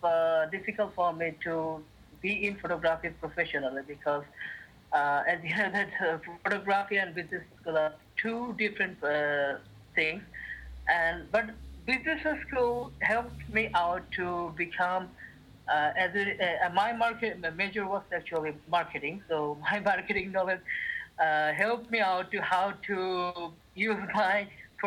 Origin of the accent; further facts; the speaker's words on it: Chittagong, Chittagong Division, Bangladesh; moved away as an adult; now in Dhaka, Bangladesh; Chittagong is my hometown